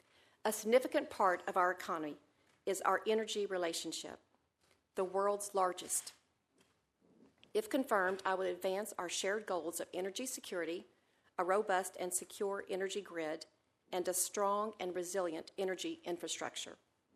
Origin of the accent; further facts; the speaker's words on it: Glasgow, Kentucky, United States; my sister, Micah, is watching from my hometown in Glasgow, Kentucky.